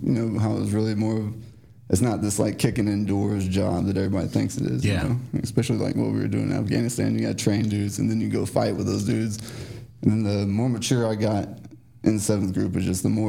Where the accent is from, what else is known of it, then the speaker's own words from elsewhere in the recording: Memphis, Tennessee, United States; moved away; I grew up in Memphis, Tennessee.